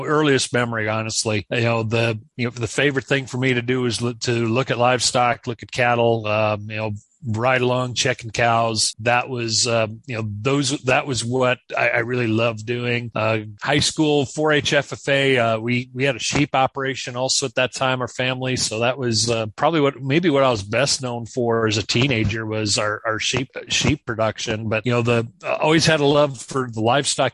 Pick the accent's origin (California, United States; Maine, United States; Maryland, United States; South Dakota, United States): South Dakota, United States; also born or lived in Kansas; I am from South Dakota. We're recording this from my home office, which is no more than about 8 miles from where I grew up